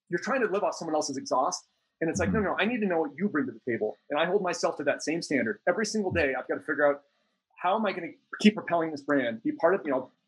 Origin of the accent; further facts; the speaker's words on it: Minneapolis, Minnesota, United States; Minneapolis, Minnesota.